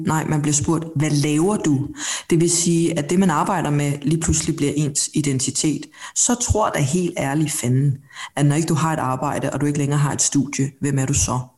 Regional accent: Denmark; born or raised there; also born or lived in South Korea

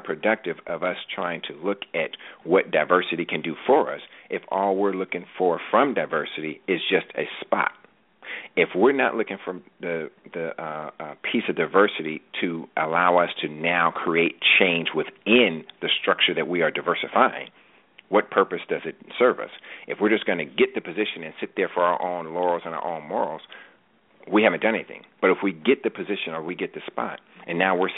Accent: California, United States; moved away as an adult; also born or lived in Washington, D.C.; I was from California

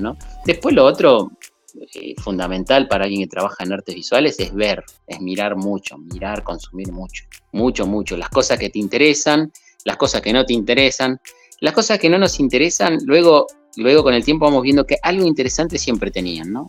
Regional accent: Berazategui, Buenos Aires Province, Argentina; Yo empiezo a estudiar a los nueve años en una academia de dibujo que estaba muy cerca de donde yo nací. Esto es en el sur de Buenos Aires, en Verazategui. Sería Buenos Aires provincia, ¿no? No, no la capital

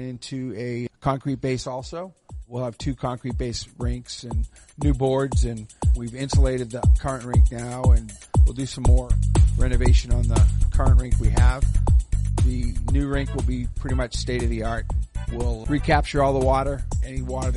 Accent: Boston, Massachusetts, United States; moved away as an adult; now in Dayton, United States; I'm from Boston

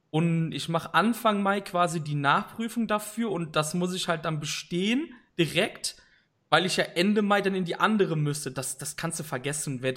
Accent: Cologne, North Rhine-Westphalia, Germany; ich bin aus Köln und da ist natürlich jetzt Ausnahmezustand seit Donnerstag, weil es ist Karneval, der faste Lorwind, wie wir in Köln sagen.

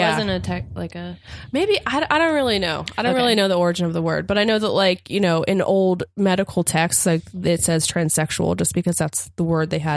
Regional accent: Appalachia, United States; I'm from Appalachia where like we would say they to mean one person

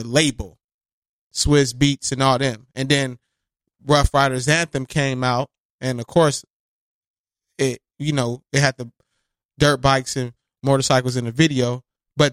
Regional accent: West Coast, United States; I'm from the West Coast too

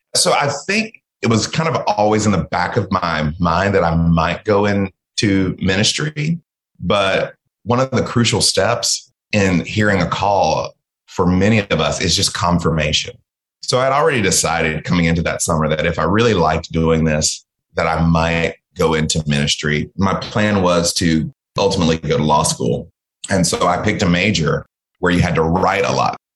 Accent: American South, United States; also born or lived in Mississippi / Georgia / Texas; My parents were both born in Mississippi. So we are from the American South

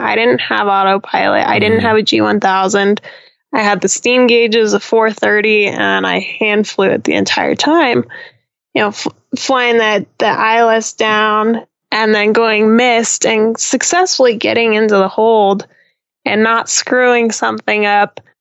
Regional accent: Denver, Colorado, United States; also born or lived in Arizona / Idaho; I get to fly into my hometown.

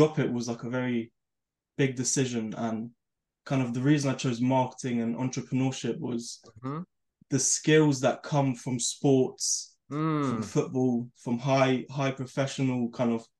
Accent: London, United Kingdom; I'm from London

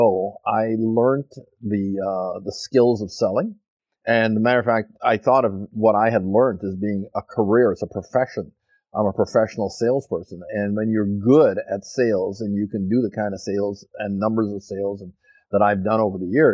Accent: Montreal, Quebec, Canada; also born or lived in Fort St. John; now in Abbotsford, Canada; no, I'm not from Fort St. John. I'm from Montreal.

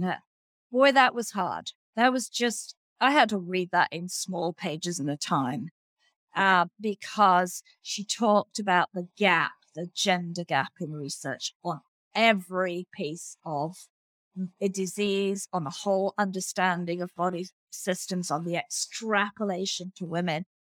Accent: Australia; as an Australian

